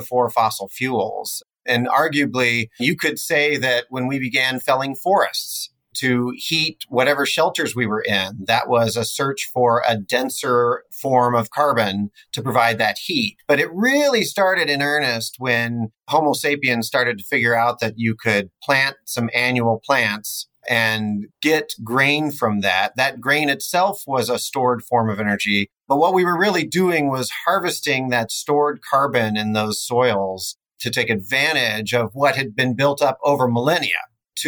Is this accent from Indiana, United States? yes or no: no; Smoky Hill region in central Kansas, United States; Our main operation is only about 3.5 miles from where I grew up as well in the Smoky Hill region in central Kansas.